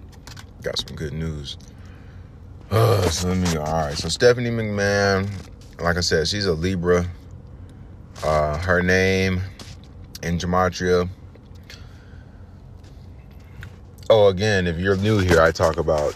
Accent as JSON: {"language": "English", "town": "New York City", "region": "New York", "country": "United States", "tie": "born or raised there", "said": "I was born in New York. I used to go to PS 71 out there in the Bronx"}